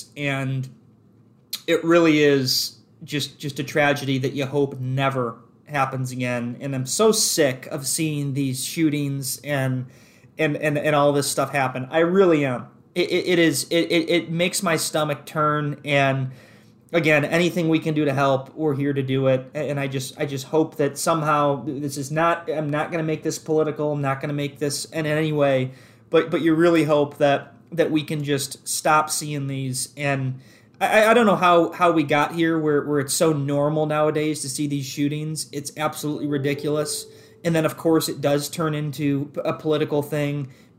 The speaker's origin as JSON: {"language": "English", "town": "Clarkston", "region": "Michigan", "country": "United States", "tie": "born or raised there", "said": "I'm up in Lake Orion all the time. I grew up in the Clarkston area."}